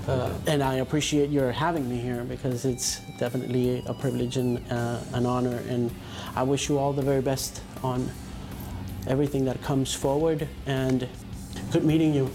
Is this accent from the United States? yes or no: no; Colombia; as a Colombian